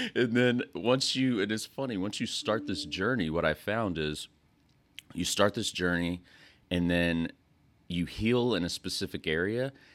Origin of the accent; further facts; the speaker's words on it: West Texas, United States; moved away as an adult; also born or lived in North Carolina; I'm from West Texas.